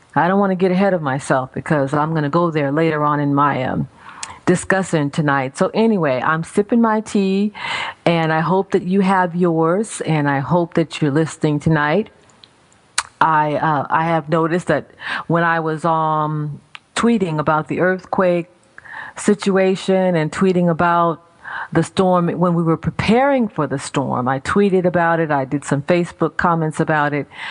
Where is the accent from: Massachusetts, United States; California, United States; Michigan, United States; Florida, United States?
California, United States; now in Maryland, United States; I'm from California originally